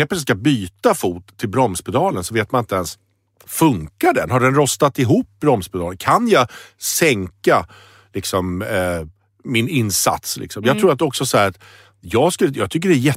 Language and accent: Swedish; Sweden; Själv är jag glad för att jag är svensk.